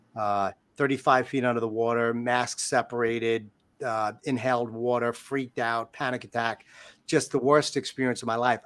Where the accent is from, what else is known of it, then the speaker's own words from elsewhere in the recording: New York, United States; I'm a New Yorker.